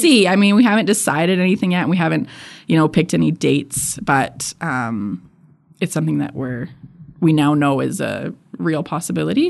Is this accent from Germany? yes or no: no; Edmonton, Alberta, Canada; I was born and raised in Edmonton